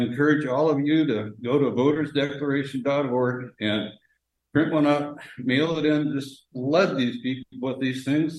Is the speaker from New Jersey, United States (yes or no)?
no; Portland, Oregon, United States; And I just wanted to relate also that I'm from Portland, and we were one of the first states in the country that went to vote by mail.